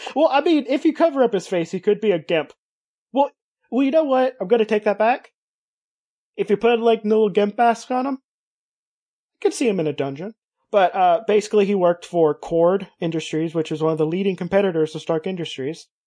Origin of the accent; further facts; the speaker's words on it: Kentucky, United States; Kentucky even, which is where I hail from